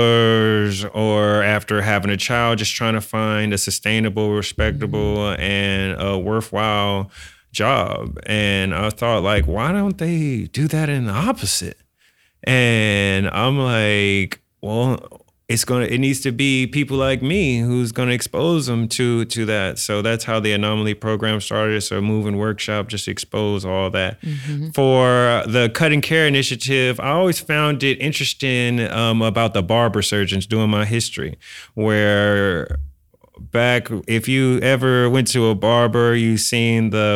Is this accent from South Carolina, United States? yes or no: no; San Francisco, California, United States; I'm born and raised in San Francisco.